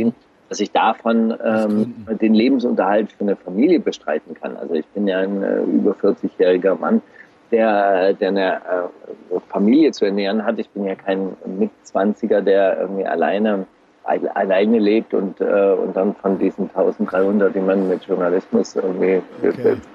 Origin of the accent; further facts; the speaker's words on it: Baden-Württemberg, Germany; Es war Ende der 80er Jahre äh, ganz populär nach, nach Berlin zu gehen als Schwabe